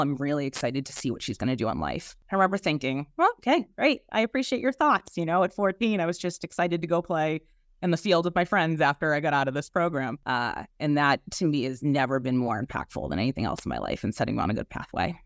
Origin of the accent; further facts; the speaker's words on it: Boston, Massachusetts, United States; accent: Boston; I am from South Boston and uh, actually a, a, Southie native